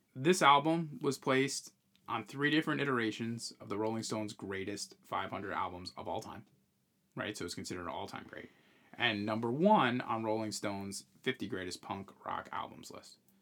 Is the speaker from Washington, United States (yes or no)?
no; New York, United States; we're from New York